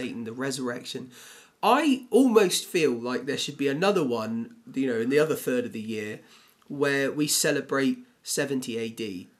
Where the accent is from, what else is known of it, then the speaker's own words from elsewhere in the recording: England, United Kingdom; as English Christians